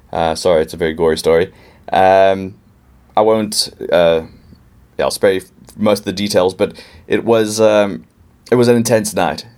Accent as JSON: {"language": "English", "town": "Pittsburgh", "region": "Pennsylvania", "country": "United States", "moved": "yes", "lives_now": "Cape Town, South Africa", "said": "I'm actually from Pittsburgh and came down here in 2001 um, with my parents"}